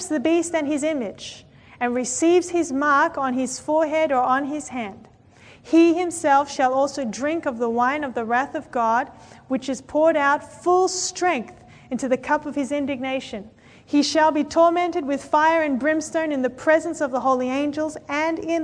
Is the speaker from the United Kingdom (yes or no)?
no; Australia; I come from Australia